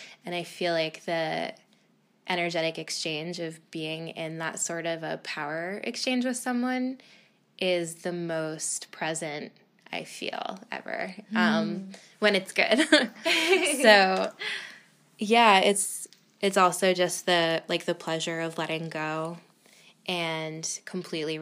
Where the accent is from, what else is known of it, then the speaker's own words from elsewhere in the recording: Boston, Massachusetts, United States; I grew up in Boston, pretty close to Salem.